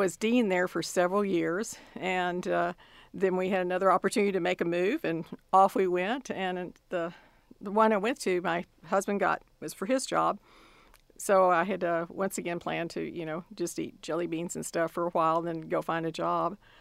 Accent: Austin, Texas, United States; moved away as an adult; now in College Station, United States; my hometown is Austin, Texas

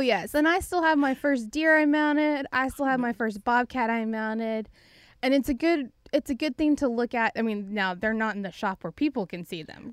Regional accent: Gatesville, Texas, United States; I grew up in a pretty small town, uh, it was Gatesville, Texas

